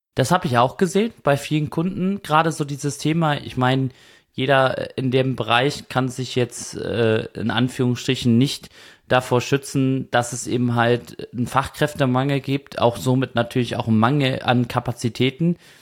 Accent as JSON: {"language": "German", "town": "Kiel", "region": "Schleswig-Holstein", "country": "Germany", "said": "Ich komme ja aus Kiel, also Katzensprung entfernt"}